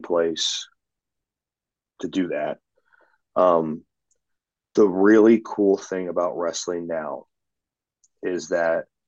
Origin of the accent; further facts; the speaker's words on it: the Northwest, Pacific Northwest, United States; I'm from the Northwest.